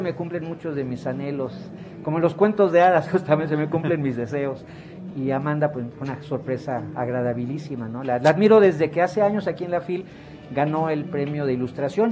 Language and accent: Spanish; Mexico; como sociedad mexicana